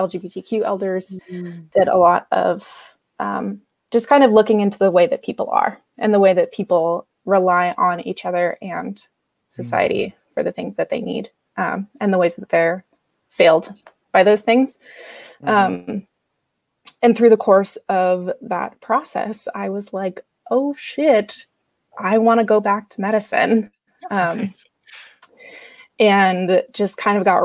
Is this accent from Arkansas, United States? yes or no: no; Blaine, Washington, United States; also born or lived in Tacoma, Washington; I grew up in Blaine, Washington, which is a little town up on the border with Canada